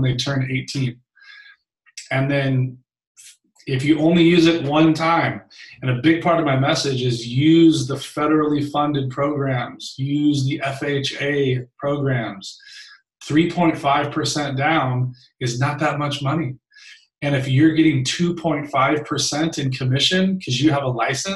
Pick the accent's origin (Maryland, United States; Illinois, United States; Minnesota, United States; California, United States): California, United States; Long Beach; I was raised in Long Beach, California by a single mom who worked her face off